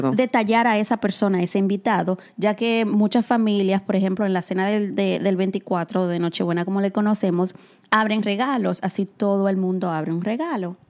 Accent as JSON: {"language": "Spanish", "country": "Dominican Republic", "tie": "born or raised there", "moved": "yes", "lives_now": "New York, United States", "said": "yo que soy nacida y criada en República Dominicana"}